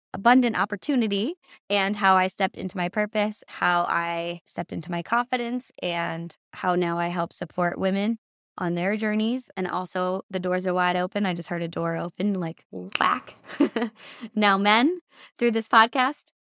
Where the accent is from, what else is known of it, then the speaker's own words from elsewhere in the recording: Massachusetts, United States; moved away as an adult; now in San Diego, United States; I am born and raised in Massachusetts. I moved to San Diego, California six years ago